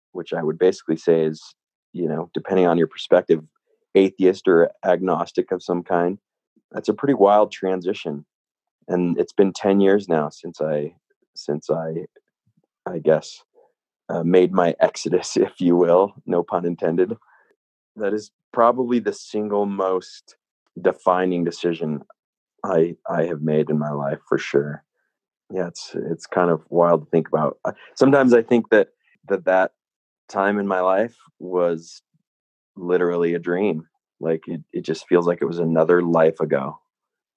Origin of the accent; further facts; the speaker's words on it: Salt Lake City, Utah, United States; also born or lived in California; now in Jackson Hole, United States; I grew up in Utah, Salt Lake City, Utah.